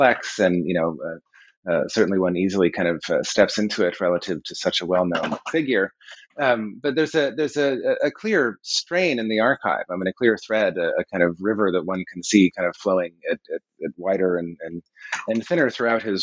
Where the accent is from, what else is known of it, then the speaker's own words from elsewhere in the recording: Colorado, United States; growing up in Colorado in the 1970s and 80s, there were solar houses everywhere